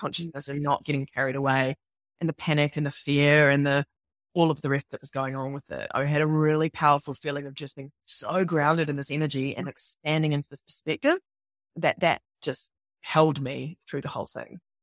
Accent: New Zealand; moved away as an adult; also born or lived in New York / London; I'm from New Zealand, obviously, you can tell by my accent

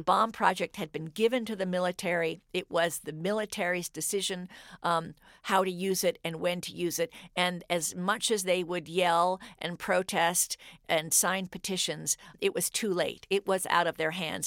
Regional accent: Cambridge, Massachusetts, United States; I grew up in Cambridge during the Vietnam War

